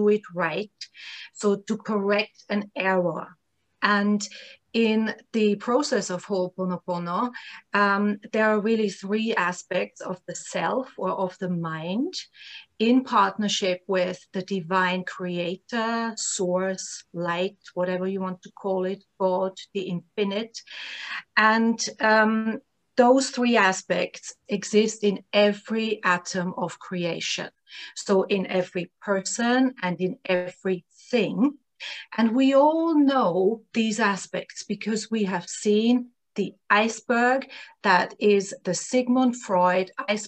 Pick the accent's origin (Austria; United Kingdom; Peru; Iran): Austria; Vienna; moved away; I'm from Vienna, Austria, originally.